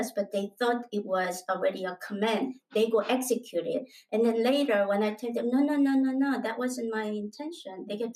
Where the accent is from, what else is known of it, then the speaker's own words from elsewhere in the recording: South Korea; moved away as an adult; also born or lived in United States; I am originally from Korea and then I migrated into the U.S.